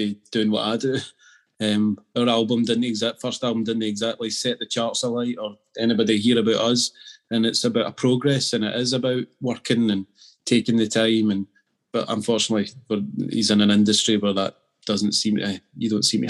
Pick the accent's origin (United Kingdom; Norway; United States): United Kingdom; Scotland; Being Scottish and being an Aberdeen fan